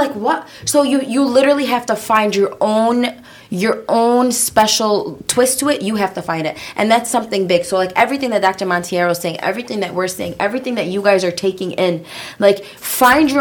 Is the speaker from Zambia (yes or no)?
no; Yemen; We're from Yemen